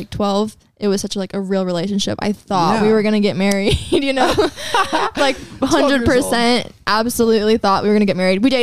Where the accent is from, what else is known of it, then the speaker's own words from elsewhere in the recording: California, United States; We're from California.